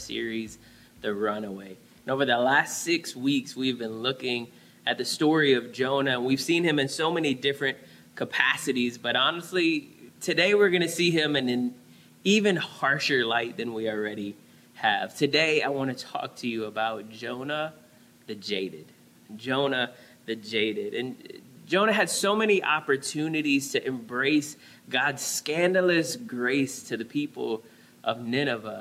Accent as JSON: {"language": "English", "town": "New Orleans", "region": "Louisiana", "country": "United States", "tie": "born or raised there", "moved": "yes", "lives_now": "San Diego, United States", "said": "growing up in New Orleans"}